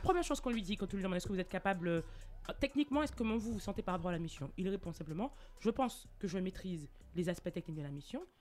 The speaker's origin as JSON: {"language": "French", "country": "Martinique", "tie": "born or raised there", "moved": "yes", "said": "je suis née en Martinique, mon regard il n'était pas vers l'Europe"}